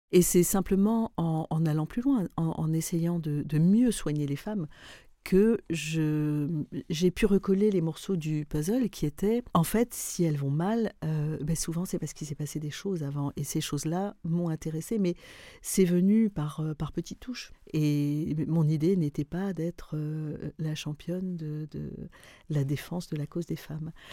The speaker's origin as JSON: {"language": "French", "country": "Lebanon", "also_born_or_lived": "Paris", "moved": "as an adult", "lives_now": "France", "said": "je suis libanaise."}